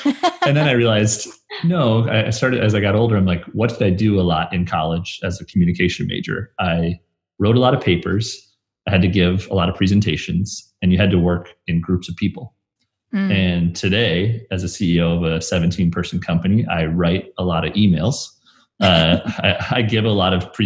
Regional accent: Brookings, South Dakota, United States; now in Sioux Falls, United States; growing up in Brookings, where South Dakota State is

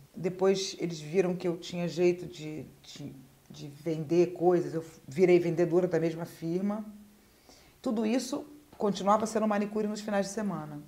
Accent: Rio de Janeiro, Brazil; eu sou da Vila da Penha, né? Eu nasci no subúrbio

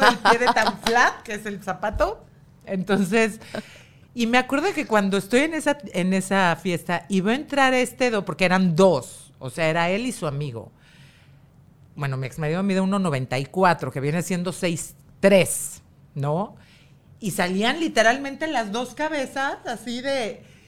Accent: Mexico; el gen fuerte fui yo. La mexicana.

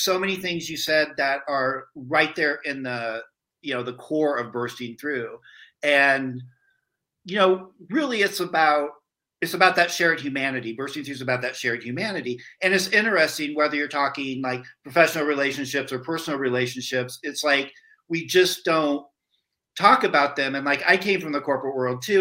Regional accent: rural Iowa, United States; I grew up in rural Iowa.

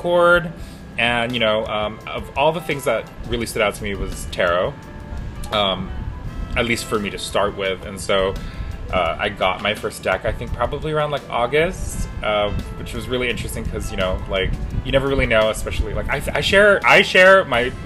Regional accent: Guam; We're from Guam.

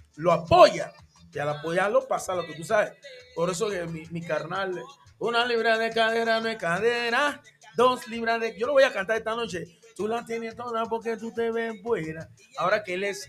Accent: Panama; first language English; Spanish is a second language; yo soy de, de ahí mismo de Panamá, pero yo era de la parte donde estaban los gringos, de la ex zona del canal.

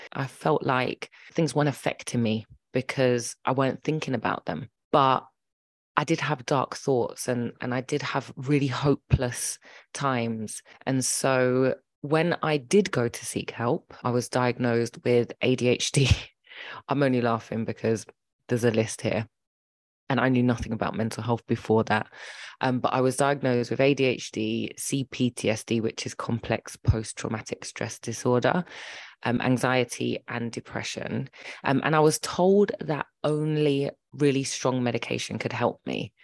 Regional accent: London, United Kingdom; also born or lived in Birmingham; We lived in Birmingham, m, but they separated and she left to London, um, and started a new life with us

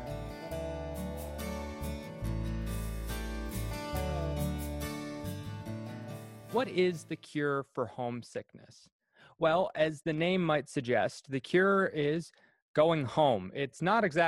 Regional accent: Cardigan, Prince Edward Island, Canada; moved away as an adult; I'm originally from Cardigan, Prince Edward Island, and I've been away on again, off again for about 6 years.

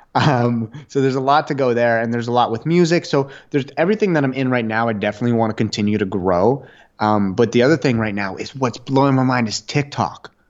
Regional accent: Ottawa, Ontario, Canada; I grew up in Ottawa, Canada

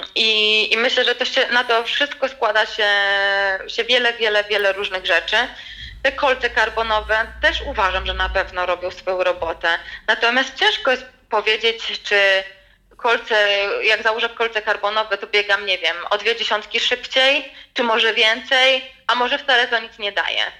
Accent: Poland; ja jestem z Polski

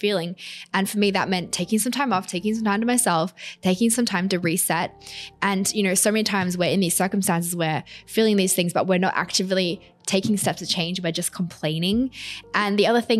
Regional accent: Australia; moved away as an adult; now in New York City, United States; I'm Australian. I'm now living in New York City.

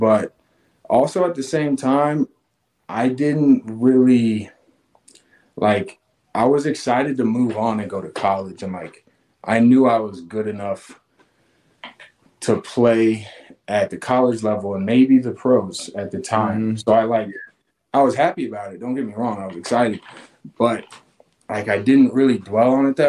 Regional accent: Knoxville, Tennessee, United States; also born or lived in Augusta, Georgia; I was born in Augusta, Georgia, and okay. I was there for about 5 years with my family. So, you know, just remember playing in the neighborhood, but most of my upbringing was in Knoxville, and was here all the way through high school.

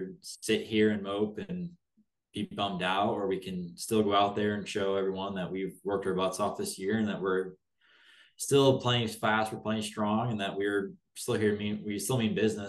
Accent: South Bend, Indiana, United States; I'm from South Bend, Indiana

